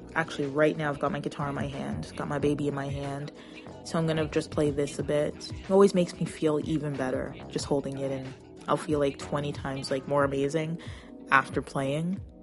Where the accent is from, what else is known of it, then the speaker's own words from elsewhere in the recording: Toronto, Ontario, Canada; I'm from Canada